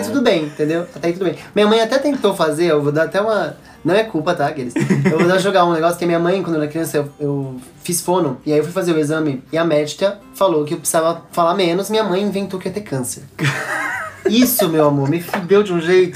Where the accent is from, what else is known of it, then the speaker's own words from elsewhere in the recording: São Paulo, Brazil; also born or lived in Guaratinguetá / Lorena; com quatro anos, eu vim pra São Paulo